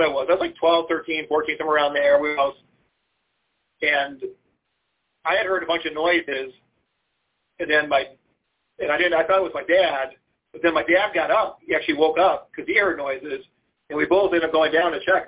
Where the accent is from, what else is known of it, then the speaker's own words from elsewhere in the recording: Lorain, Ohio, United States; moved away as an adult; now in Charlottesville, United States; I grew up on Lake Erie, you know, in Lorraine